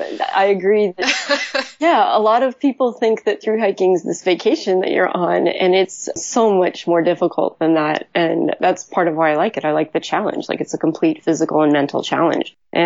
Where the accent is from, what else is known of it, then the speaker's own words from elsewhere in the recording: Illinois, United States; moved away as an adult; now in Portland, United States; I was from the Midwest, so I was from Illinois, and I, long story short, ended up moving out to Portland.